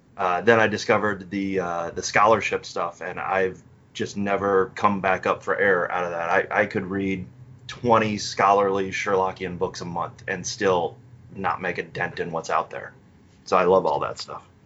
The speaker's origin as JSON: {"language": "English", "country": "United States", "said": "being American"}